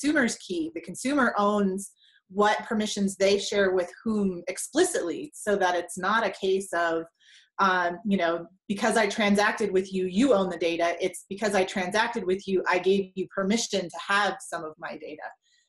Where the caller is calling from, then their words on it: Denver, Colorado, United States; from Denver, from snowy Denver, actually.